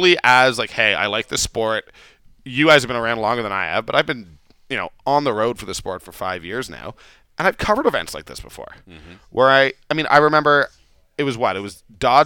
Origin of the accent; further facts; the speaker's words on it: Calgary, Alberta, Canada; also born or lived in India; Yeah, I'm from Calgary.